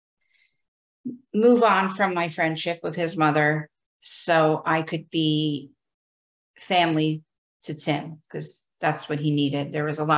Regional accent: New Jersey, United States; I am from New Jersey.

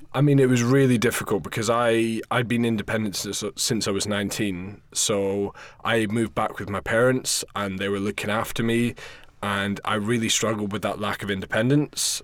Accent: Scotland, United Kingdom; moved away as an adult; also born or lived in London; I'm from Scotland originally, but I was working in London running a bar

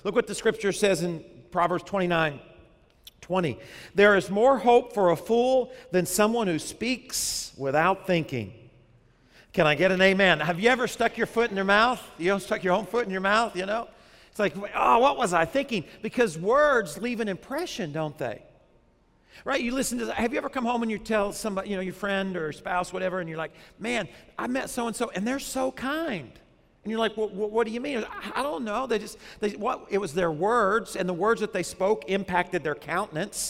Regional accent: Arkansas, United States; now in South Florida, United States; when I was growing up in Arkansas

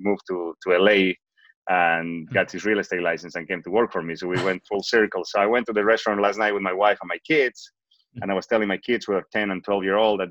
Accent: Bolivia; first language Spanish; English is a second language; moved away as an adult; now in United States; I'm originally from Bolivia. I moved to the United States in 2003 in May to learn English after I graduated from college

